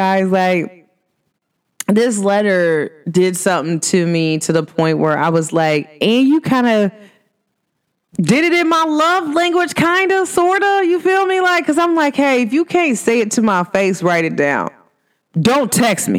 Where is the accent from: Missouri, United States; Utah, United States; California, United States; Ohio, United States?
Ohio, United States; Cincinnati; I'm from Cincinnati